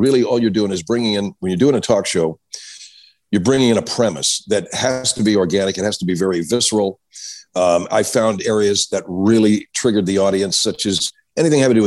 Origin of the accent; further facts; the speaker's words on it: Los Angeles, California, United States; I grew up in Los Angeles